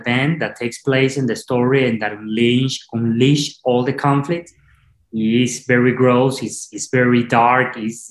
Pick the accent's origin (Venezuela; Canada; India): Venezuela; English is a second language; moved away as an adult; now in Los Angeles, United States; I am from Venezuela